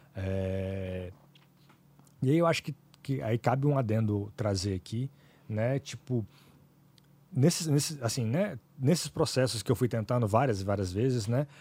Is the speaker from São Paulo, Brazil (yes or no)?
no; Vitória, Espírito Santo, Brazil; also born or lived in Ipatinga, Minas Gerais; fui criado aqui em Vitória